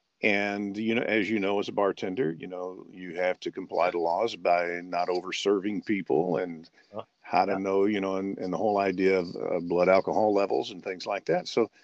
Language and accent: English; Memphis, Tennessee, United States; And it's partly because I was born and raised in Memphis, Tennessee, and so when I sent, it's just right below the surface.